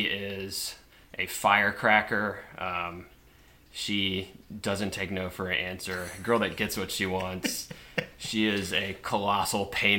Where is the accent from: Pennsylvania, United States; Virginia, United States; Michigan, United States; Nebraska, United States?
Virginia, United States; Virginia Beach; I'm from right here. I'm from Virginia Beach. Grew up in Kempsville